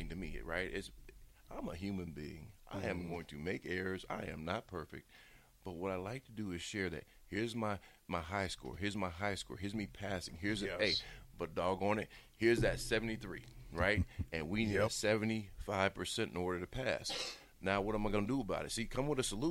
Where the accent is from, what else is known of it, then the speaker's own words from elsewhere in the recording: Bellevue, Nebraska, United States; I'm from Omaha, you know, from Bellevue